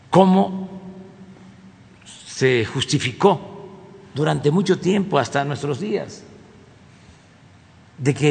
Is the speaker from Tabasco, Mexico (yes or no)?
yes; Tabasco, Mexico; una allá en mi estado, en Cintla.